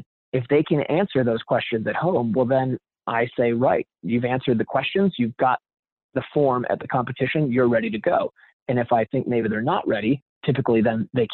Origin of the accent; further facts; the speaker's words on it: Wisconsin, United States; I grew up in Wisconsin